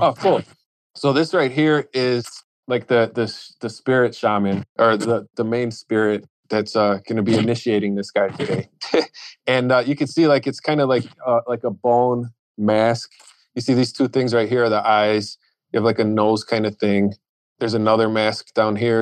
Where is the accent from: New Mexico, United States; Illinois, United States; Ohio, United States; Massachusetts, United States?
Illinois, United States; Chicago; I grew up in Chicago